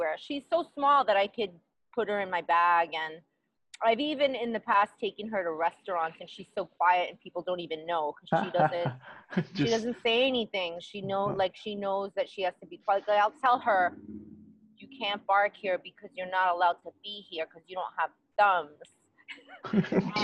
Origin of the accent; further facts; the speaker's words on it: New York City, New York, United States; moved away as an adult; now in Los Angeles, United States; I grew up in Queens, and I grew up wearing door knockers and bamboos and gold chains.